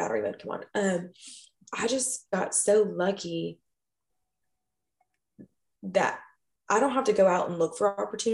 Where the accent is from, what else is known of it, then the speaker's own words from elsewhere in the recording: Kentucky, United States; moved away as an adult; now in Austin, United States; my hometown in Kentucky